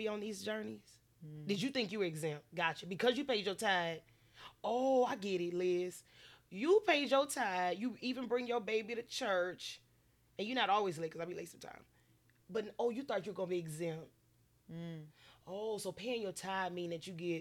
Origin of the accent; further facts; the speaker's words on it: Lake Charles, Louisiana, United States; I'm from Lake Charles, Louisiana, born and raised